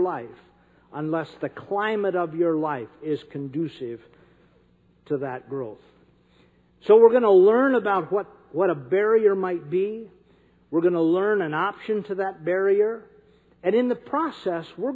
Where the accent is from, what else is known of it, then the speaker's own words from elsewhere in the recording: North Dakota, United States; I'm from North Dakota